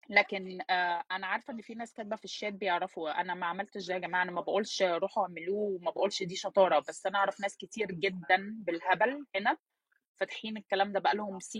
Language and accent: Arabic; Egypt; now in United States; ورحت اشتغلت مدرسه في مدرسه في مصر كمصريه ما انا معايا البطاقه المصريه